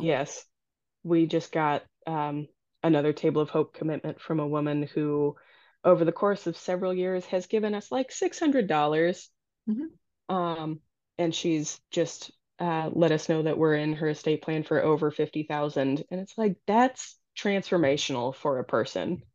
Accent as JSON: {"language": "English", "town": "Naperville", "region": "Illinois", "country": "United States", "tie": "born or raised there", "also_born_or_lived": "Iowa", "moved": "as an adult", "lives_now": "Minnesota, United States", "said": "North Central College, which is a liberal arts institution down in Naperville, Illinois, which is my hometown"}